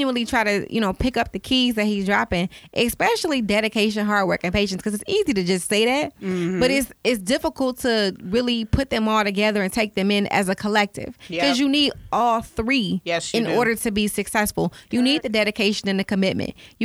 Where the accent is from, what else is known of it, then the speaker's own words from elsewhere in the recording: Detroit, Michigan, United States; I'm from Detroit